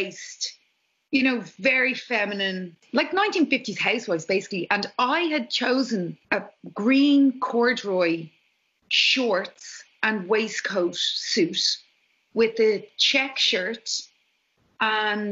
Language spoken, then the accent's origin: English; Ireland; I was raised Catholic in Ireland